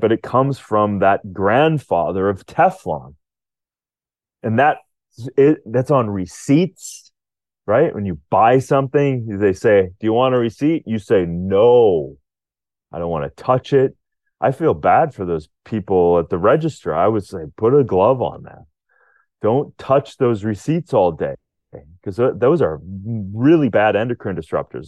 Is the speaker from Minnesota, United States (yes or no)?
yes; Rochester, Minnesota, United States; I was Born in Rochester, Minnesota, but not at that hospital, but very close to it